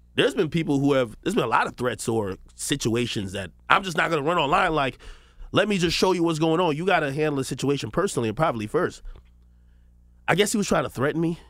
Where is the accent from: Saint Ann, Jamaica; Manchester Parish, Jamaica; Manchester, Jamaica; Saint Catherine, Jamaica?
Saint Catherine, Jamaica; Spanish Town; now in United States; I was born in Jamaica, Spanish town, Jamaica.